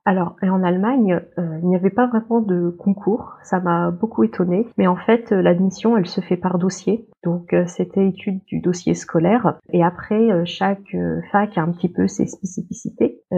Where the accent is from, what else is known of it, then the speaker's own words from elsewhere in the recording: Paris region, Île-de-France, France; moved away as an adult; also born or lived in Le Mans, France; now in Hanover, Germany; je suis originaire de région parisienne